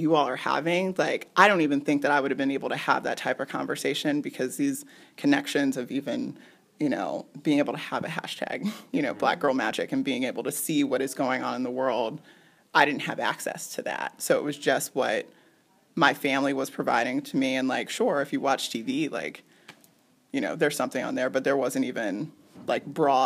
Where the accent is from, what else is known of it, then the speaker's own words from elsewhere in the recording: suburban Virginia, United States; moved away; My parents still live in the same house that I grew up in. So we've been in the same house for like 26 years or so. My parents are from Brooklyn, New York. Like, they both were born and raised in Brooklyn. And we moved to suburban Virginia